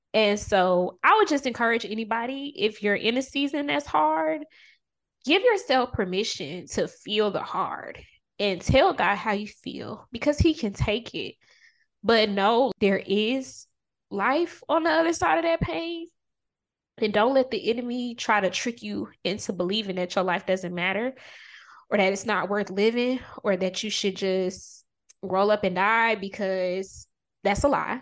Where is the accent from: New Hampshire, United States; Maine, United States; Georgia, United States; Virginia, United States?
Georgia, United States; Augusta; I'm originally from Augusta, Georgia